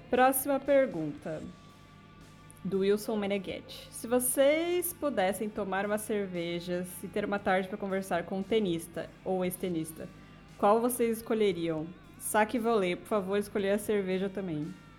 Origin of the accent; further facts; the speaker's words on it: São Paulo, Brazil; Itaquerão também, enfim, é perto de onde eu cresci